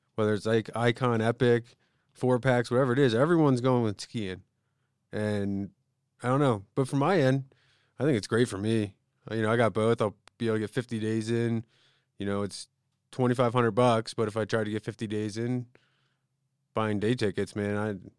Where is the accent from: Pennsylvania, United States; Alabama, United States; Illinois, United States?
Pennsylvania, United States; Conshohocken; moved away; I'm from the East Coast